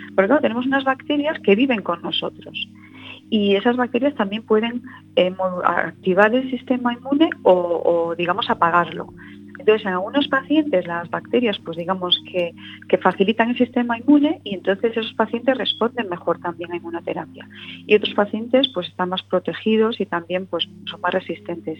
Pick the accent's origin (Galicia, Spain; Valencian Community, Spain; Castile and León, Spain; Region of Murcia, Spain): Galicia, Spain; A Coruña; moved away as an adult; now in Madrid, Spain; Yo estudié, bueno, desde tenía un añito hasta los 18, 19, así que yo me siento muy coruñesa